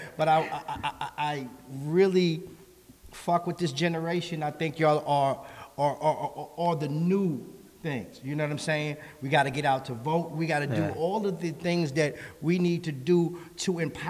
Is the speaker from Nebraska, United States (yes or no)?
no; New York, United States; growing up in New York, I know, shout out to New York